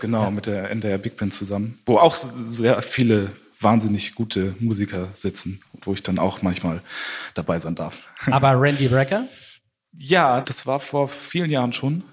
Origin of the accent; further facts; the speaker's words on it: Scharbeutz, Schleswig-Holstein, Germany; now in Hamburg, Germany; ich bin aufgewachsen in Schabeutz, also nah an der Ostsee